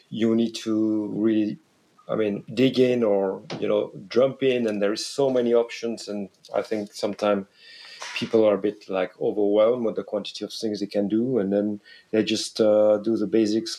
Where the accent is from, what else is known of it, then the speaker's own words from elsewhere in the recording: Wallonia, Belgium; first language French; English is a second language; My mother tongue is French. I'm Belgian from the French speaking region